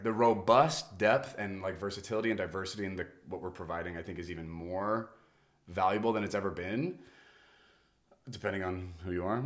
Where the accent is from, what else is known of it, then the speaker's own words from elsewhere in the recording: United States; I was born in America. Thank, thank you that I'm American